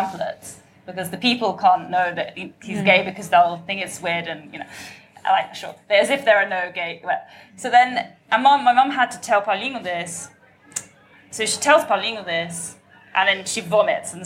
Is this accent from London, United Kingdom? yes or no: yes; London, United Kingdom; growing up in London